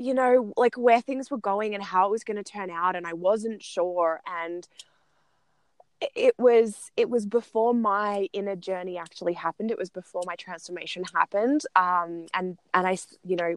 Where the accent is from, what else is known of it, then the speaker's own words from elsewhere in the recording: Australia; moved away as an adult; also born or lived in Italian Alps; now in Italy; I'm an Australian and we live in the Italian Alps